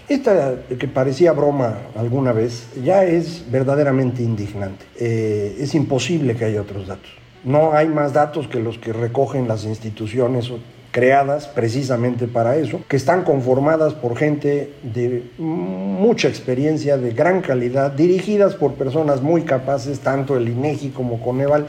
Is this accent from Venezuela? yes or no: no; Mexico